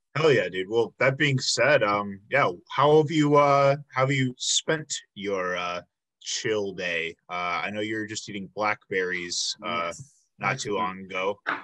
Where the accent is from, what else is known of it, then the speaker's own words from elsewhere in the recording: Chicago, Illinois, United States; moved away as an adult; also born or lived in Milwaukee; I'm actually originally from the Chicago area.